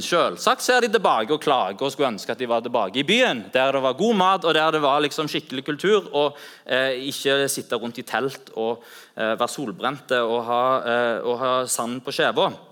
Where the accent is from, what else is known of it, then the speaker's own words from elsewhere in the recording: Norway; vi er fra Norge